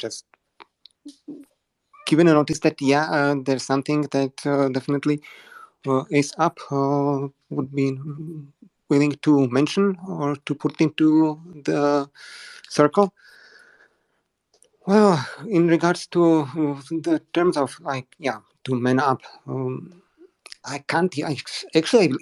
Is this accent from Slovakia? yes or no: yes; Slovakia; Where I come from. But yeah, Slovakia.